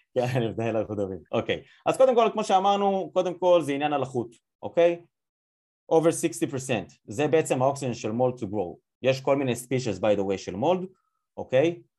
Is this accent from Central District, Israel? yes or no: yes; Yavne, Central District, Israel; now in United States; אני כאילו במקור מיבנה